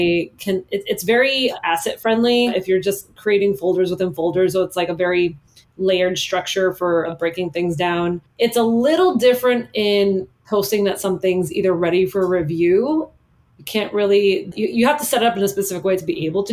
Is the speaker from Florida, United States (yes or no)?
yes; Miami, Florida, United States; I grew up in Miami